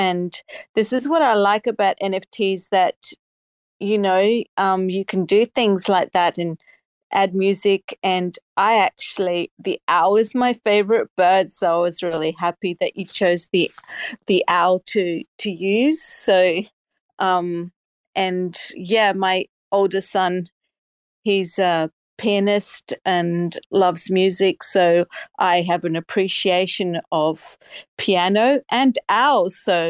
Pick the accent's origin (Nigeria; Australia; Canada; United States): Australia; I'm from Australia.